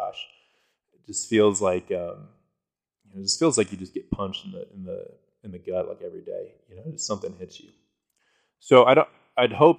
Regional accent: Colorado, United States; I'm from Colorado

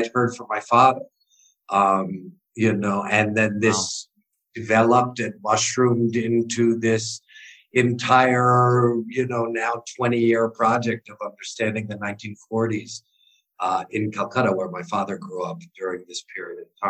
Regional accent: United States; I grew up in the States, and I had zero, I didn't know any Bengali

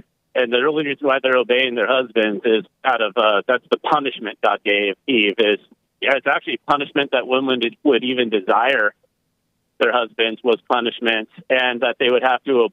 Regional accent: Tahoe National Forest area, California, United States; now in Texas, United States; I was originally from the Tahoe National Forest area

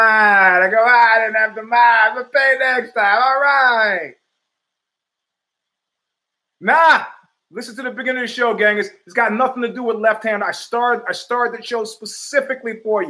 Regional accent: New York, United States; I grew up in New York in the 70s.

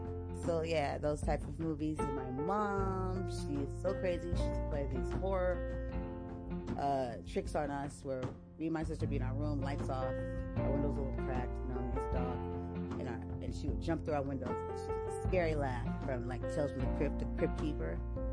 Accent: San Diego, California, United States; So I'm from the West Coast, so I'm living right here, lovely California, West Coast, okay, from San Diego

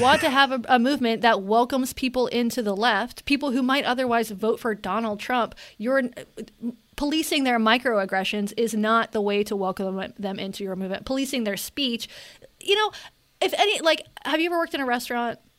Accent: Western North Carolina, United States; when I was a kid growing up in Western North Carolina, there were no out gay people in my area.

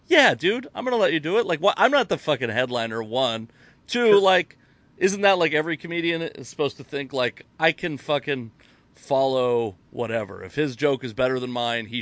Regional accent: the Northwest, Pacific Northwest, United States; But I'm also from the Northwest

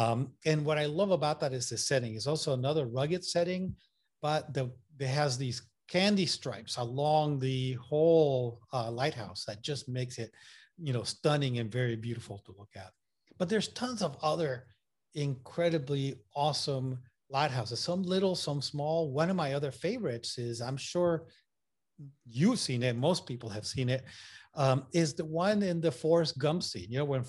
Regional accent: Puerto Rico; accent: Puerto Rican and Massachusetts; also born or lived in Massachusetts / North Carolina; now in Maine, United States; You know, I'm originally from Puerto Rico. I went to school in Massachusetts. So my accent is all messed up between, you know, Puerto Rican accent and Massachusetts accent.

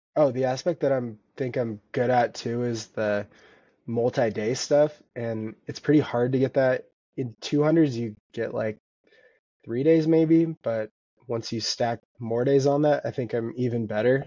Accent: Vancouver, Washington, United States; now in Bozeman, United States; I grew up in Vancouver, Washington, and now live in Bozeman, Montana.

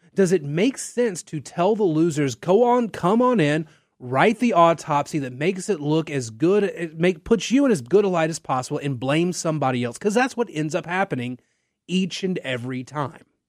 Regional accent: Natchitoches, Louisiana, United States; I'm from Natchitoches

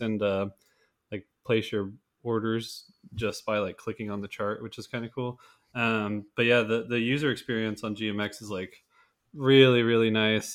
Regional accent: United States; as an American citizen

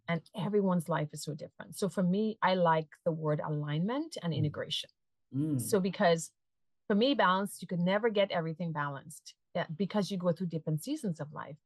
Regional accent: Trinidad & Tobago; now in Massachusetts, United States; I'm a transplant from Trinidad and Tobago, a sunny Caribbean island, and I live in Massachusetts

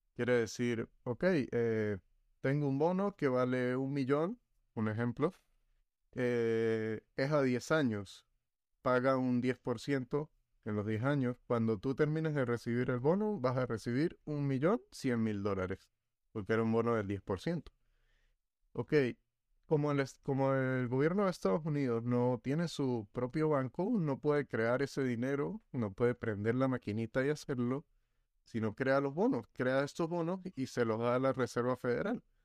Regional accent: Venezuela; nosotros los venezolanos

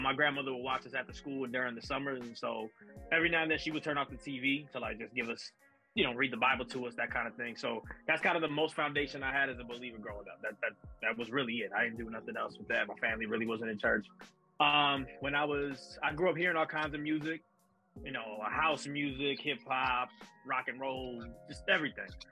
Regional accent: Chicago, Illinois, United States; I'm from Chicago as well. My town born and raised. Um, north side of Chicago

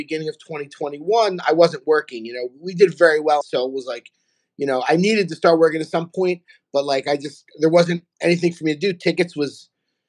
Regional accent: Philadelphia, Pennsylvania, United States; moved away as an adult; now in South Florida, United States; I'm from Philadelphia. I live in South Florida. I've been down here for about 2 years

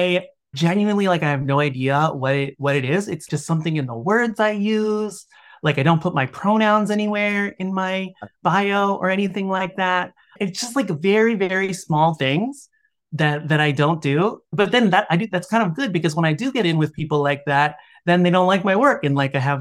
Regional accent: Washington, District of Columbia, United States; I grew up in Washington, D.C.

